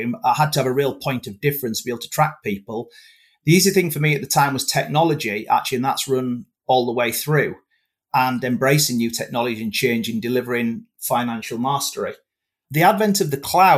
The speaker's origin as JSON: {"language": "English", "town": "Whitby", "region": "Yorkshire and the Humber", "country": "United Kingdom", "tie": "born or raised there", "said": "I was born and bred in Whitby"}